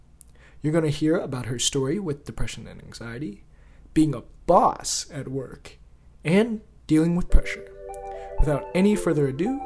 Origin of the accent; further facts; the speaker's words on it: Indiana, United States; I'm from Indiana originally.